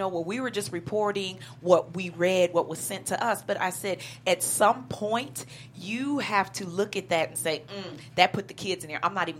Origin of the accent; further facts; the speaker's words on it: Chicago, Illinois, United States; I'm from the South Side.